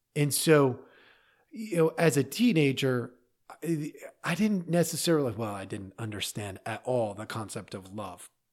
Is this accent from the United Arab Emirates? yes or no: no; Oregon, United States; I grew up in Oregon, in a little town